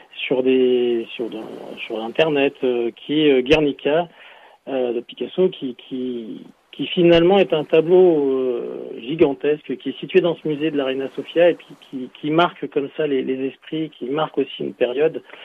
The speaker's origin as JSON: {"language": "French", "country": "France", "said": "chez nous en France"}